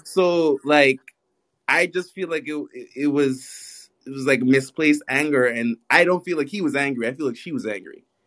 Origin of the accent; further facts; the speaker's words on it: New York City, New York, United States; accent: very mixed Caribbean; also born or lived in Guyana / Barbados; Guyana, Barbados, and I was raised in Brooklyn